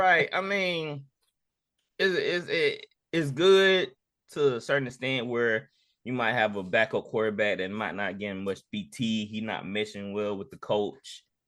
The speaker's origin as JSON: {"language": "English", "town": "Jackson", "country": "United States", "tie": "born or raised there", "said": "growing up in Jackson"}